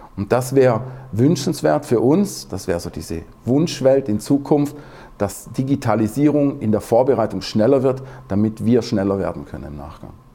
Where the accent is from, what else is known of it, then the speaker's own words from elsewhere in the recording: Southern Germany, Germany; ich bin ja aus dem Süddeutschen